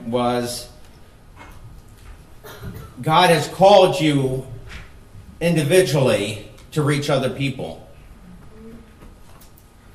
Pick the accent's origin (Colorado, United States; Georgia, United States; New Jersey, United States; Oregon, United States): New Jersey, United States; moved away as an adult; also born or lived in Philadelphia, Pennsylvania / Nevada / Moab, Utah / Las Vegas; raised in Jersey